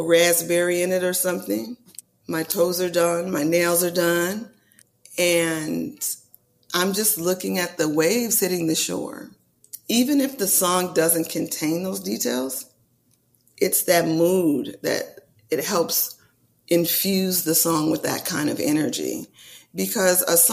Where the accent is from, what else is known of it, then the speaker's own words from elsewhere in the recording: California, United States; me being a California girl